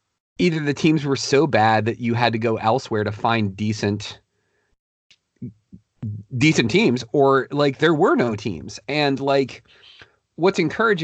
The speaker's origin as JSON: {"language": "English", "region": "Virginia", "country": "United States", "tie": "born or raised there", "said": "I'm from Virginia. I grew up around here"}